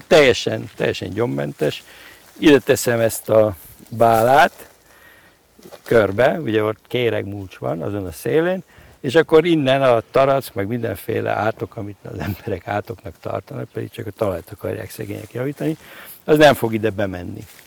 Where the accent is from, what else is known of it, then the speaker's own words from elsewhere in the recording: Miskolc, Borsod-Abaúj-Zemplén, Hungary; moved away; gyerekkoromban Miskolcon, uh-huh. ugye ahol születtem